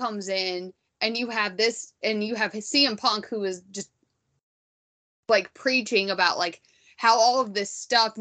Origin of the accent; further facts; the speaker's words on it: United States; being wildly American